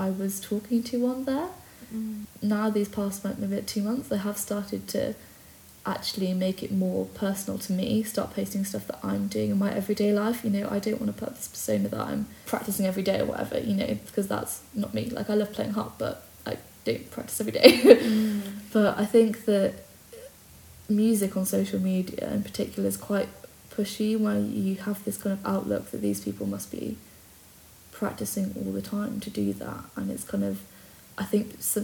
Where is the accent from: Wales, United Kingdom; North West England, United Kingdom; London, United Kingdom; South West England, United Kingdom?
Wales, United Kingdom; Brecon; moved away as an adult; also born or lived in Cardiff; now in Penarth, United Kingdom; I grew up in Brecon with Marla.